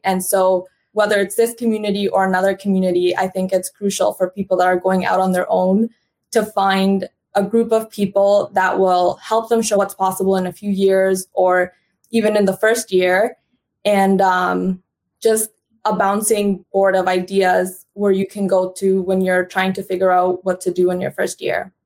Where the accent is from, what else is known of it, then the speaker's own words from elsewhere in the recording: Canada; also born or lived in Honduras / United States; I was born in Honduras, and then I immigrated to Canada as a young girl, and now I live between Canada and United States